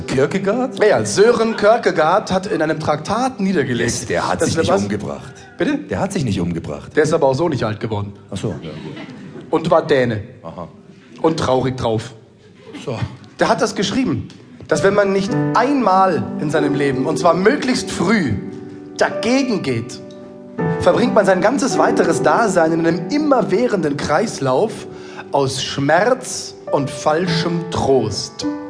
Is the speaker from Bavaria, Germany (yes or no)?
yes; Munich, Bavaria, Germany; In meiner Geburtsstadt München